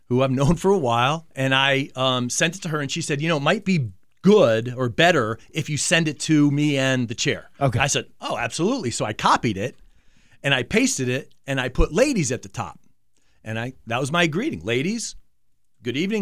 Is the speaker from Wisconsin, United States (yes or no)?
no; Manchester, Connecticut, United States; moved away as an adult; also born or lived in Carson City, Nevada; grew up in Manchester, Connecticut